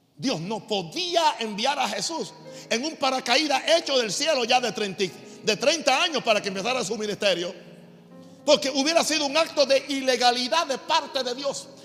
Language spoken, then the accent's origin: Spanish; United States; now in Panama; yo sigo siendo norteamericano